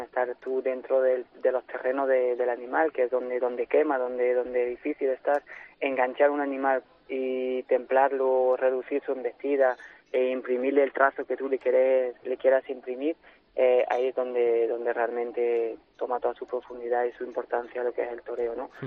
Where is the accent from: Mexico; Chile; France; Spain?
France; Occitania; mis actuaciones en Francia, que en, mi tierra y en, mi zona, tanto en Bestier como en Santa María de la Mer, como en Nimes